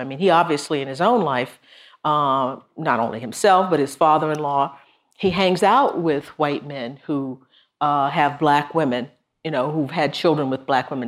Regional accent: Texas, United States; my home state

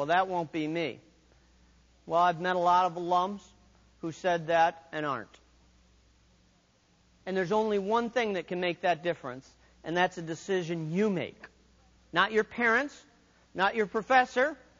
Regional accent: United States; I'm from the United States

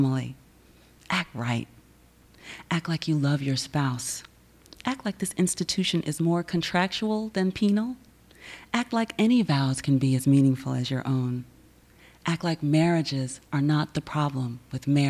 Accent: the South, United States; I am from the South

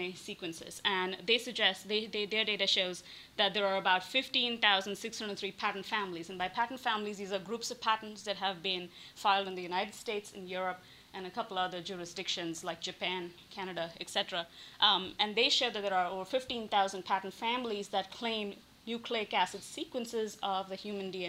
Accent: India; moved away as an adult; growing up in India

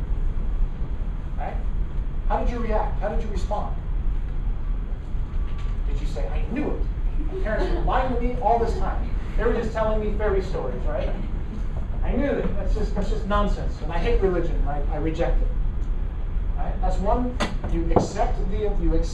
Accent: Madera, California, United States; I always say I'm from Fresno. I'm actually from Madera.

